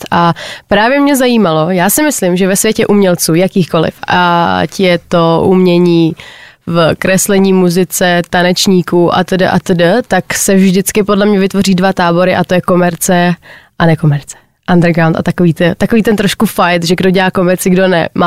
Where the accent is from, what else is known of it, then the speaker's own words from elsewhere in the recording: Moravia, Czechia; Já jsem taky Moravák.